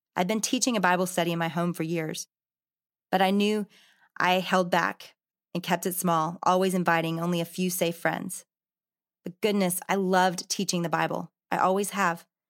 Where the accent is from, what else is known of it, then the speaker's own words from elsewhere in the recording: Arkansas, United States; Growing up in Arkansas, I'd gone with my dad to all the Razorback games